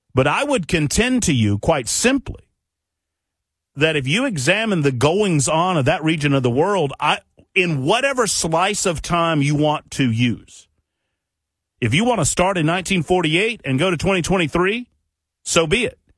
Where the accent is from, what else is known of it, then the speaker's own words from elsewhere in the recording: Tennessee, United States; right here in my home state of Tennessee